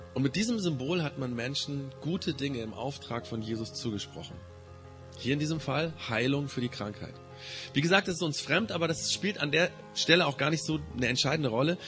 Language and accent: German; Germany; Wir als Deutsche, die Nachbarn von Frankreich